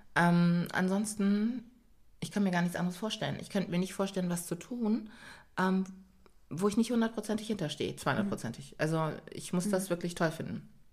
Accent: Germany; also born or lived in Ghana (parents' origin); Ich bin ja bei Pflegeeltern groß geworden und äh, zu denen bin ich gekommen, da war ich fünf Monate alt. Und aber tatsächlich haben wir in Stadthoop gelebt

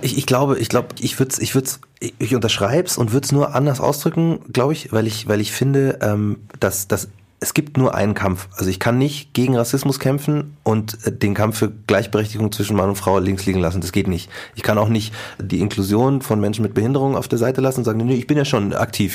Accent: Markt Schwaben, Bavaria, Germany; ich bin in Marktraben groß geworden

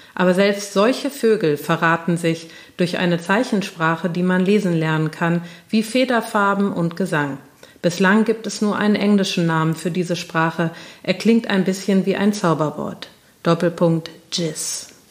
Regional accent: Cologne, North Rhine-Westphalia, Germany; in Köln, an äh, hier Braunsfeld, wo, wo ich aufgewachsen bin

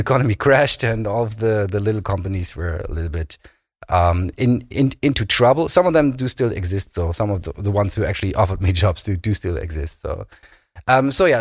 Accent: Berlin, Germany; moved away as an adult; also born or lived in Kiel; now in Bremen, Germany; I grew up in Berlin, in, in the western part of of Berlin

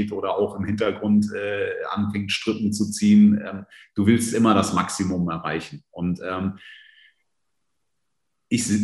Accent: Northern Germany, Germany; born there; Habe auch ein paar Jahre in Süddeutschland verbracht, also zwar als gebürtiges Nordlicht

